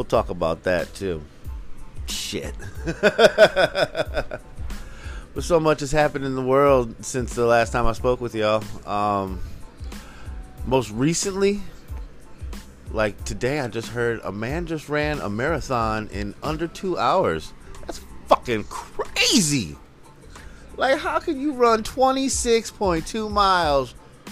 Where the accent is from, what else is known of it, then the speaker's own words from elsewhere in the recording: Philadelphia, Pennsylvania, United States; I'm from the Philly area